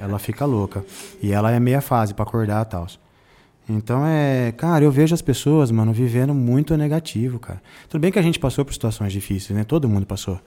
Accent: Jundiaí, São Paulo, Brazil; Eu também sou da periferia de Jundiaí.

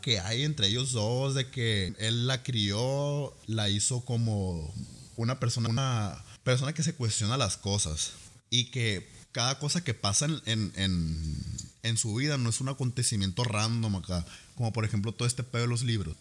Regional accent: Ciudad Obregón, Sonora, Mexico; aquí en nuestra ciudad, obviamente como el nombre de nuestro podcast lo dice, somos de Obregón, Sonora, México.

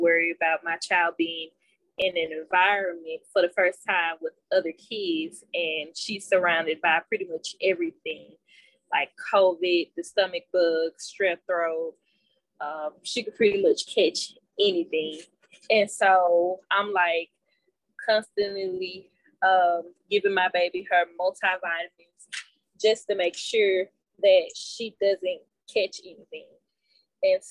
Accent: Itta Bena, Mississippi, United States; moved away as an adult; now in Huntsville, United States; I currently reside in Huntsville, Alabama. I am from Itabena, Mississippi.

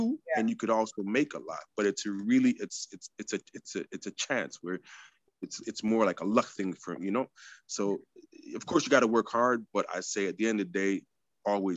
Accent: Quebec, Canada; now in Toronto, Canada; I'm from the French province

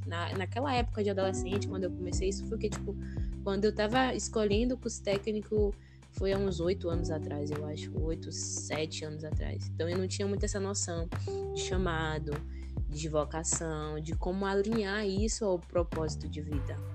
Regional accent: Bahia, Brazil; also born or lived in Conceição da Feira; eu sou baiana, né? Moro aqui na Bahia, no interior da Bahia, atualmente em Conceição da Feira.

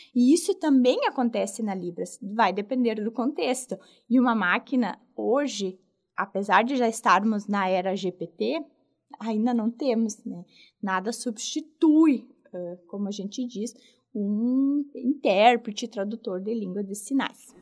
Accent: Rio Grande do Sul, Brazil; eu sou aqui do Rio Grande do Sul

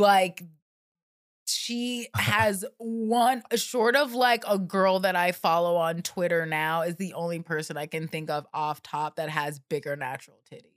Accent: the South, United States; moved away; I grew up in the South where people are weird and have girlfriends when they're like seven years old

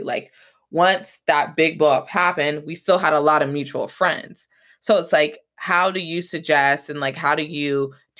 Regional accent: Atlanta, Georgia, United States; I grew up in Atlanta, Georgia

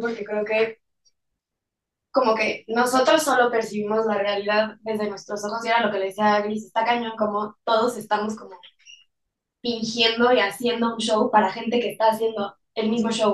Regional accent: Mexico

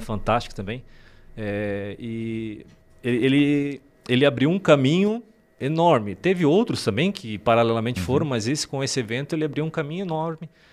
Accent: Laurentino, Santa Catarina, Brazil; also born or lived in Cascavel, Paraná; Mas eu vim de lá para cá bem pequeno, seis meses, menos de um ano

